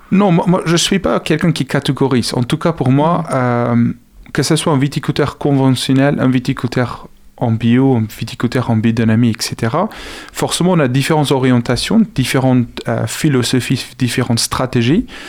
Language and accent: French; South Africa; French is a second language; now in France; je suis originaire d'Afrique du Sud